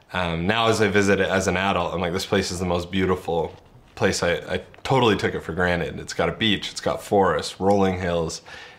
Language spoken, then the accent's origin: English; Cobourg, Ontario, Canada; I grew up in Cobourg, Ontario. It has 18,500 people. The half of 1,000 is really important. For everyone in Cobourg, it was a pretty typical Ontario rural small town.